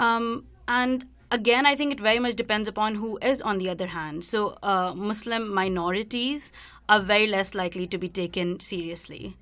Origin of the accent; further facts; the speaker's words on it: India; moved away as an adult; now in Vancouver, Canada; I'm from India, and I'm in my first year of P H D program in social justice at the University of British Columbia.